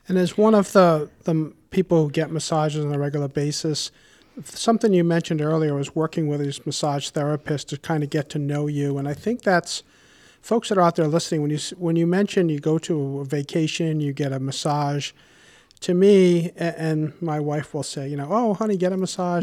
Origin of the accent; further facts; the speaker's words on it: Warwick, Rhode Island, United States; I grew up in Warwick and have been a homeowner for over thirty years